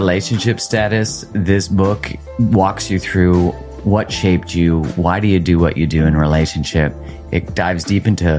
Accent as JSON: {"language": "English", "country": "Canada", "said": "Oh, yeah, we're very British."}